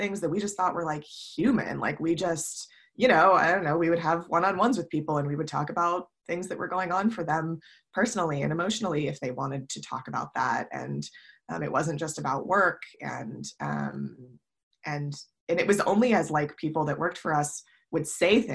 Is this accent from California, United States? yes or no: no; Ohio, United States; also born or lived in New York / Chicago; now in San Francisco, United States; I grew up in Ohio